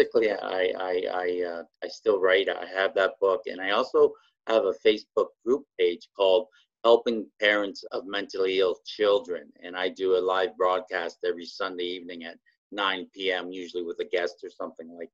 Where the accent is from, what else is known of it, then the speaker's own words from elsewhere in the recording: Canada; I'm Canadian. Yeah, born and raised